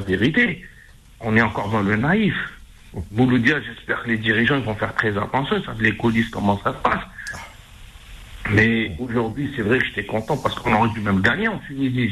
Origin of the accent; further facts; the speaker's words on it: Algeria; chez nous, en Algérie